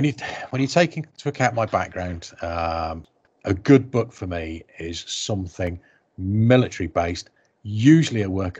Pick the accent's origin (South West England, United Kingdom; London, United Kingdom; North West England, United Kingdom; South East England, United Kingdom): South West England, United Kingdom; born there; My dad was in the army when I was born. I was born in Dorset, but my mum is from Yorkshire.